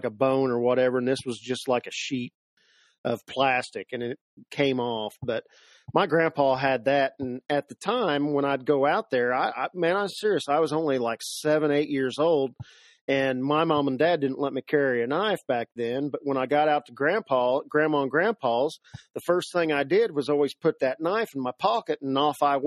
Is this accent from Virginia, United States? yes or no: no; Seymour, Indiana, United States; Born and raised Seymour, Indiana